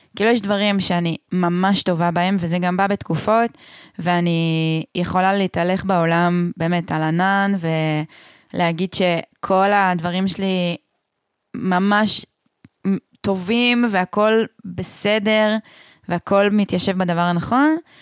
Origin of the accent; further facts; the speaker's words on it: a moshav in central Israel, Israel; moved away as an adult; now in Hula Valley, Israel; אני באמת גדלתי בצורה הכי מרכזניקית שיש